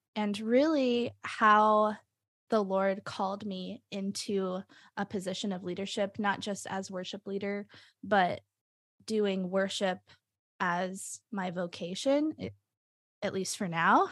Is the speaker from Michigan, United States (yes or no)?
no; Nashville, Tennessee, United States; moved away as an adult; also born or lived in Binghamton, New York; now in Rochester, United States; I'm originally from Nashville, Tennessee.